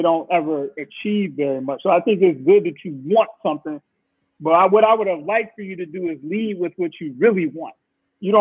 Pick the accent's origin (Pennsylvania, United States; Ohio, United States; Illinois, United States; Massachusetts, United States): Illinois, United States; Chicago; I was born in Cook County Hospital